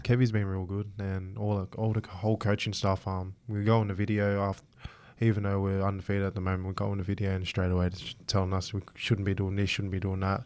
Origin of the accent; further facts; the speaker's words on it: Australia; I'm Aussie first and, you know, I'm proud of my Samoan heritage